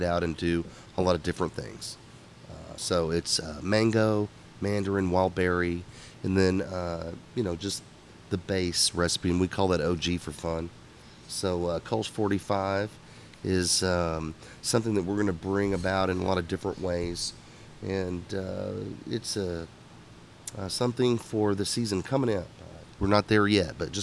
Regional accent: Houston, Texas, United States; I'm from here. This is my hometown.

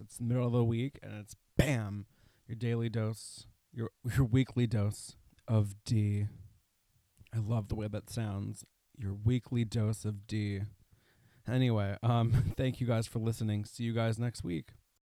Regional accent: Putnam County, New York, United States; I grew up an hour north of New York City in, uh, Putnam County, which bordered Westchester County

